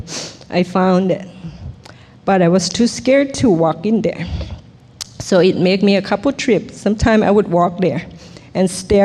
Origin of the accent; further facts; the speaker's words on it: Thailand; English is a second language; moved away; also born or lived in Bangkok; I was born in Thailand